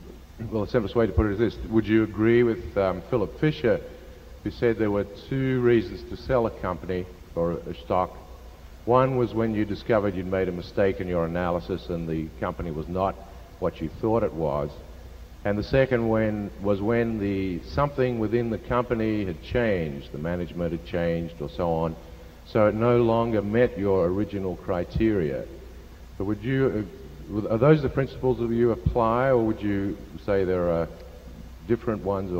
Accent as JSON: {"language": "English", "country": "Hong Kong", "said": "from Hong Kong."}